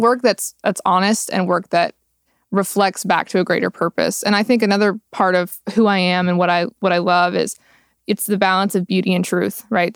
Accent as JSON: {"language": "English", "town": "Roosevelt", "region": "Texas", "country": "United States", "tie": "born or raised there", "moved": "yes", "said": "I am originally from Roosevelt, Texas, which has eighteen people living in it"}